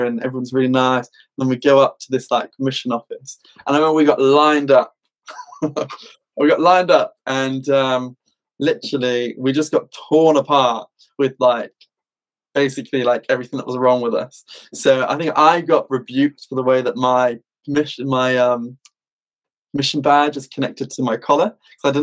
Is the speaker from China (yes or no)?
no; United Kingdom; being British